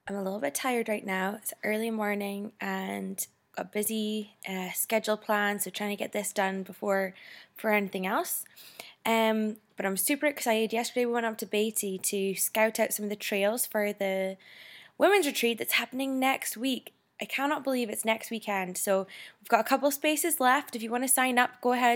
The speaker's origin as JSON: {"language": "English", "region": "Scotland", "country": "United Kingdom", "tie": "born or raised there", "moved": "yes", "lives_now": "Las Vegas, United States", "said": "growing up in Scotland"}